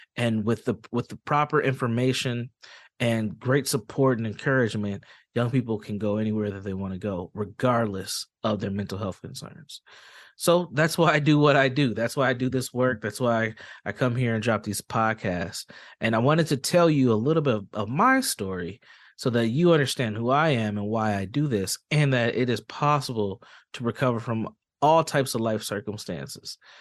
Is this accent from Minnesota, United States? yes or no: yes; Saint Paul, Minnesota, United States; I'm from Saint Paul, Minnesota, born and raised